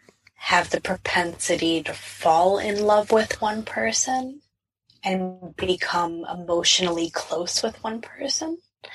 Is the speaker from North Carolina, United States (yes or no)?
no; New York, United States; I'm a New Yorker, you know?